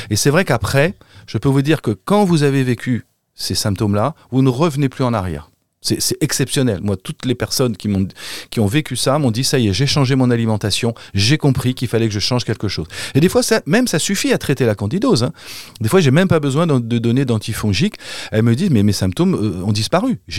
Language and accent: French; Paris, Île-de-France, France; je suis parisien, donc je, je, sais pas quel est l'accent des Parisiens.